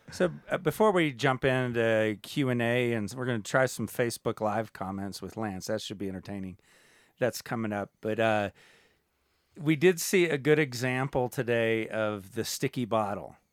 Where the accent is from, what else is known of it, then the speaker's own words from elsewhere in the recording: United States; as an American